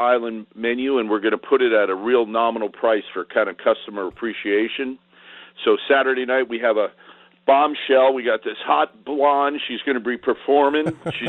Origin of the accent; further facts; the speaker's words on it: Hollywood, Florida, United States; I grew up here in Hollywood.